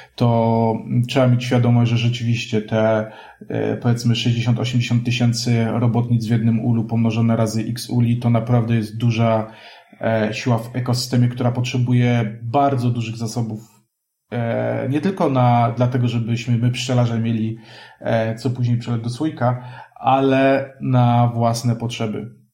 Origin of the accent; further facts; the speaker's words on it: Kraków, Lesser Poland, Poland; ja jestem krakusem